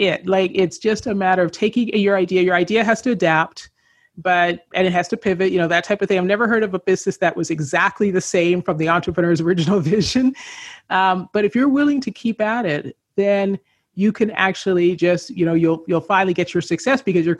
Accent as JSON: {"language": "English", "country": "Canada", "tie": "born or raised there", "also_born_or_lived": "Los Angeles, United States", "moved": "as an adult", "said": "I grew up in Canada."}